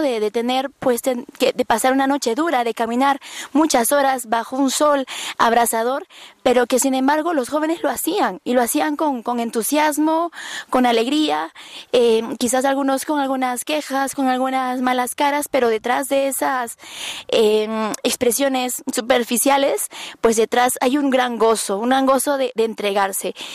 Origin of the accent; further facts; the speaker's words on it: Peru; soy peruana